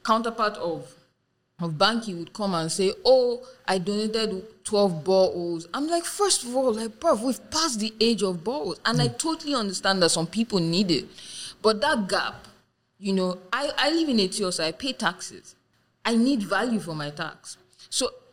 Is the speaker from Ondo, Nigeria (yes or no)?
yes; Ondo, Nigeria; one in my hometown, Ondo State